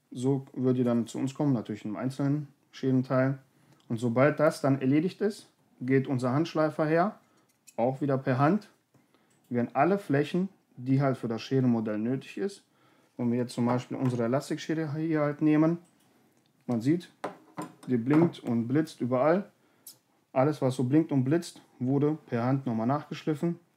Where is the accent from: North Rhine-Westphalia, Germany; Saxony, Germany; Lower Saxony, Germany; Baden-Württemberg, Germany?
North Rhine-Westphalia, Germany; Berge und Täler, wir kommen ja aus dem Bergischen